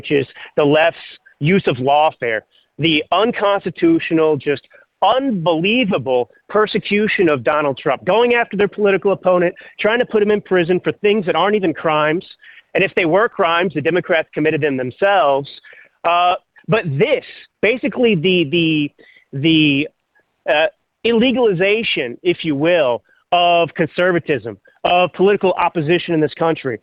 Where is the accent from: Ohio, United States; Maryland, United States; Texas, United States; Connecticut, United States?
Texas, United States; moved away; also born or lived in California / Milan, Italy; I grew up in Texas